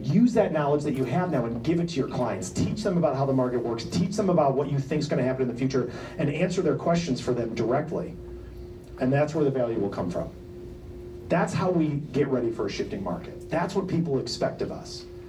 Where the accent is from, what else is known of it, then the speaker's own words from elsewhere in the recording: Detroit, Michigan, United States; moved away; I'm from Detroit. I mean, I've lived here 25 years